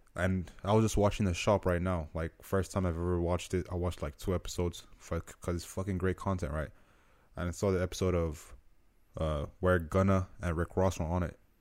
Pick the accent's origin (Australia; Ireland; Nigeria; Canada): Nigeria; now in United States; I'm from Nigeria